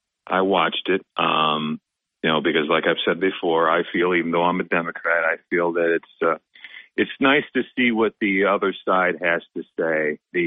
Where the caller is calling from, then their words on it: Binghamton, New York, United States; This is … from Binghamton.